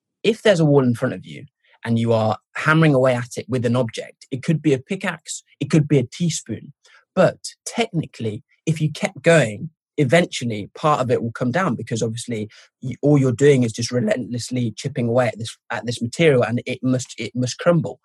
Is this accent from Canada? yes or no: no; Norwich, East of England, United Kingdom; moved away as an adult; also born or lived in Derby / Zimbabwe / Birmingham; now in London, United Kingdom; when I was growing up in Norwich